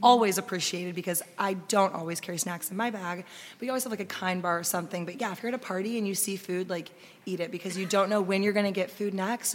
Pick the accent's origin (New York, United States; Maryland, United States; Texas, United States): Texas, United States; Austin; we're locals, we grew up in Austin.